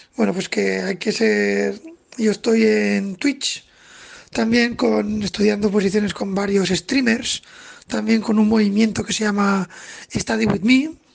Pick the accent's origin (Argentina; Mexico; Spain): Spain; Zaragoza, Aragon; soy de Zaragoza